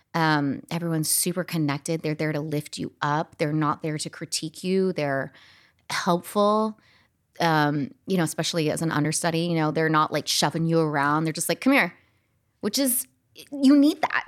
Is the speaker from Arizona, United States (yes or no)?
yes; Scottsdale, Arizona, United States; I grew up in Scottsdale, Arizona